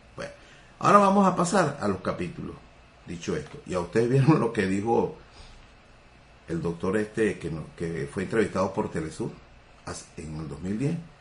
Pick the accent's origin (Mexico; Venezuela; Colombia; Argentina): Venezuela